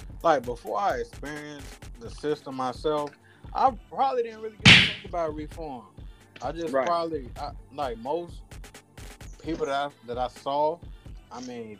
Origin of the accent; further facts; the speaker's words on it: Memphis, Tennessee, United States; I'm from Memphis